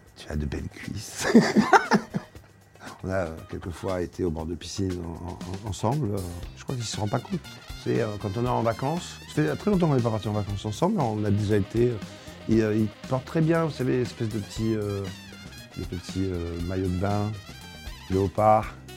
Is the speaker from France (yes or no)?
yes; Marseille, Provence-Alpes-Côte d'Azur, France; Je viens de Marseille, la plus belle ville du monde